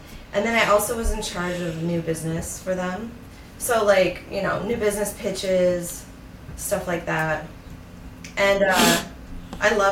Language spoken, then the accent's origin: English; Minnesota, United States; moved away as an adult; also born or lived in Virginia / New York / Los Angeles / San Francisco; I grew up in Minnesota